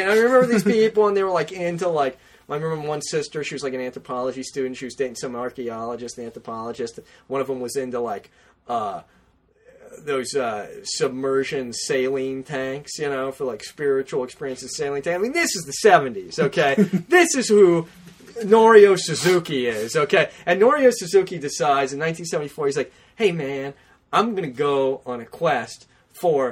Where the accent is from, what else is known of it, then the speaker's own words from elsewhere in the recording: Los Angeles, California, United States; growing up in the San Fernando Valley